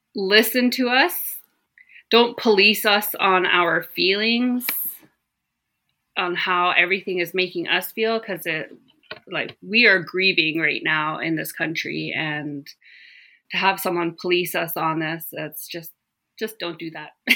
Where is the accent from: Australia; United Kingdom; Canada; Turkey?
Canada; Gitlaxt'aamiks, British Columbia; moved away as an adult; now in Terrace, Canada; I grew up in the small community of Gitloch Dammocks, which is formerly known as New Ianch.